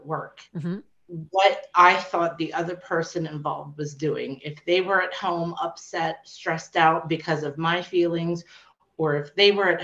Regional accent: York, Pennsylvania, United States; I'm from York, Pennsylvania

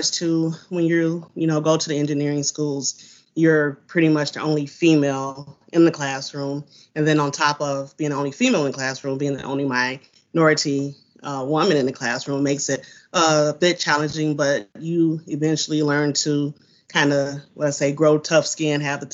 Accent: Saginaw, Michigan, United States; I'm from Saginaw area

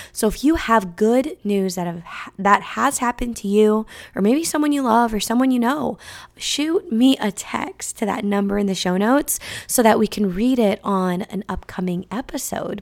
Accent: California, United States; from California

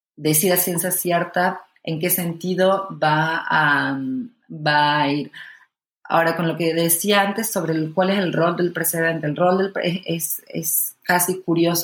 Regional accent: Argentina; siendo argentino

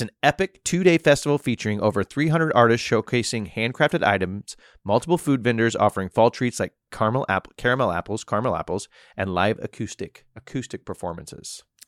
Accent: Missouri, United States; also born or lived in New York; now in Florida, United States

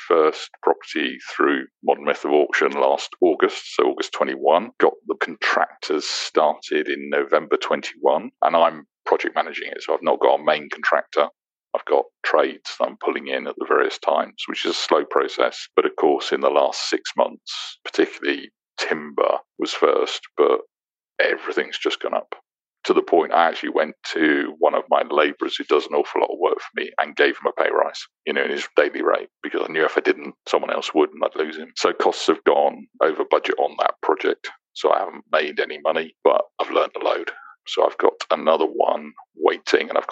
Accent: Aylesbury, South East England, United Kingdom; moved away as an adult; also born or lived in London / Plymouth / Bristol / Halifax; now in Dubai, United Arab Emirates; I was born in London, raised in Aylesbury, started work in Plymouth, moved to Bristol, moved to Halifax, moved to York, worked in Glasgow, London, Gibraltar, Luxembourg for a bit

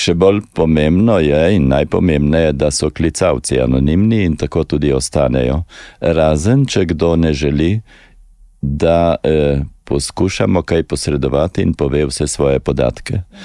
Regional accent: Slovenia; smo Slovenci

